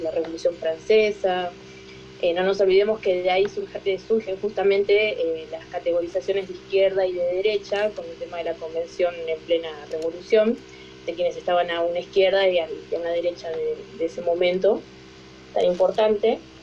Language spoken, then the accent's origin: Spanish; Tierra del Fuego, Argentina; soy de Argentina, de Tierra del Fuego, del sur-sur